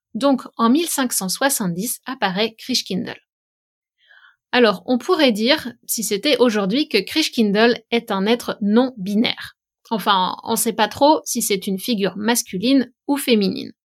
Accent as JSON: {"language": "French", "region": "western France", "country": "France", "said": "Je viens de l'ouest de la France"}